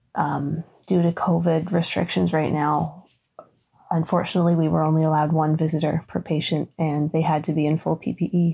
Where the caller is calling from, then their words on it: Ontario, Canada; I'm calling from Ontario, Canada